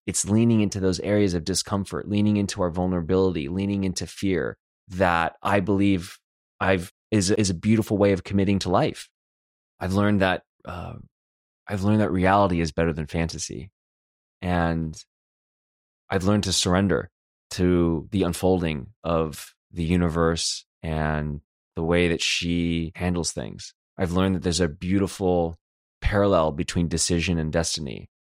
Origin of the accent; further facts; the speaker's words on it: Los Angeles, California, United States; moved away as an adult; now in Detroit, United States; I'm from Los Angeles